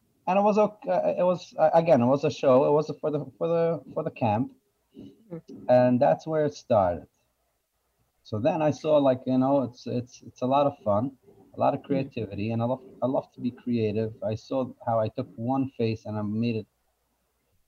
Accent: New York City, New York, United States; I grew up in Borough Park, Brooklyn

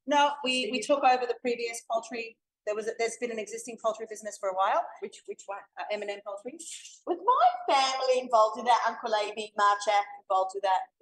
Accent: Sydney, New South Wales, Australia; moved away; also born or lived in Melbourne; So I grew up in Sydney. Um, and it's been about 20 years since I lived in Sydney. I moved to Melbourne

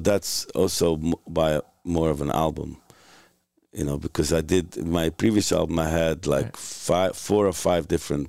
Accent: New York City, New York, United States; Williamsburg by way of Hungary. Yeah. My parents are Hungarian, but I grew up in Williamsburg.

